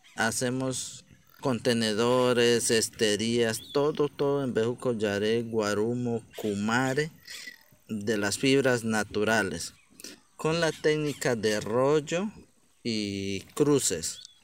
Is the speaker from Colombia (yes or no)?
yes; La Chorrera, Amazonas, Colombia; Yo soy artesano viviente de la Chorrera, Amazonas, departamento del Amazonas, corrimiento de la Chorrera. Y mi comunidad es Cabildo Indígena Ocaina, del grupo étnico Ocaina, acá del territorio amazonense